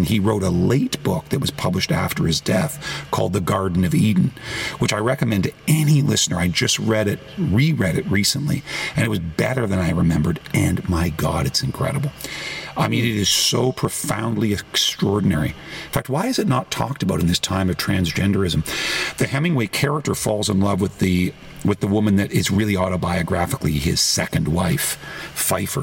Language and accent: English; Toronto, Ontario, Canada; moved away as an adult; now in United States; my hometown of Toronto